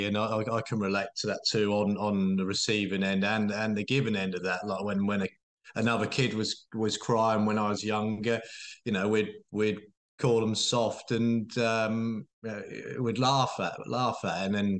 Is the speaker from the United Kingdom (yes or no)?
yes; Norwich, East of England, United Kingdom; So, I'm from Norwich, 34 years of age